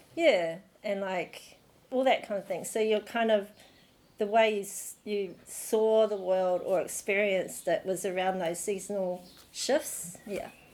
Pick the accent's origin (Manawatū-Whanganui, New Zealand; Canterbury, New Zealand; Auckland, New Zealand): Auckland, New Zealand; I was born in Auckland